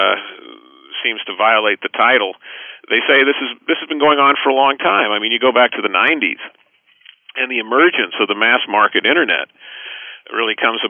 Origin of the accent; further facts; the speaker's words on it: Los Angeles, California, United States; I grew up in Los Angeles